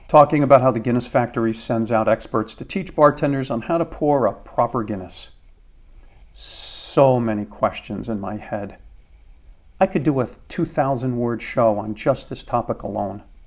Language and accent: English; United States